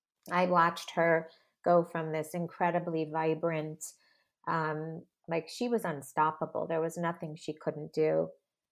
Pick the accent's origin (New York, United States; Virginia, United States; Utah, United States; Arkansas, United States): New York, United States; Long Island; I grew up in Long Island